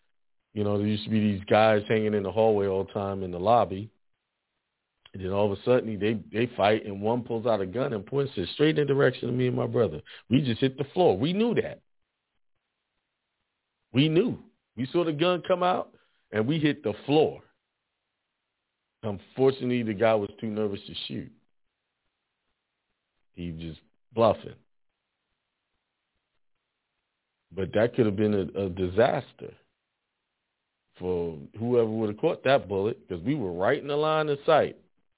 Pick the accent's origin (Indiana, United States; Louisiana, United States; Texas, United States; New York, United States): New York, United States; Bronx; also born or lived in Brooklyn; I was born in the Bronx and lived in Edenwall Projects for a good time.